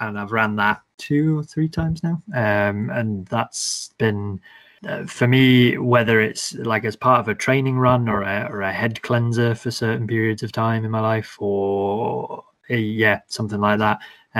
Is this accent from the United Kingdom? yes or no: yes; Elgin, Scotland, United Kingdom; Well, my old man was in the Air Force, so we travelled a lot. But I kind of did my teenage years up in Elgin on the Murray coastline.